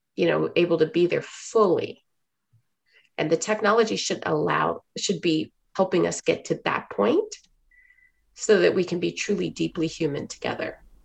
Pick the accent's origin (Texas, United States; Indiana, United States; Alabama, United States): Texas, United States; Houston; moved away as an adult; also born or lived in China / Hong Kong; I grew up in Houston, Texas in the 80s